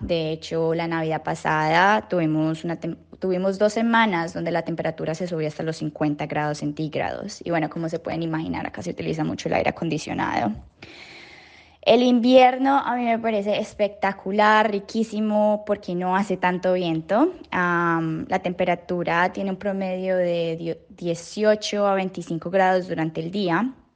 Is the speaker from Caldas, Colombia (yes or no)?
no; Cali, Valle del Cauca, Colombia; now in Geraldton, Australia; de donde soy yo, porque yo vengo de Cali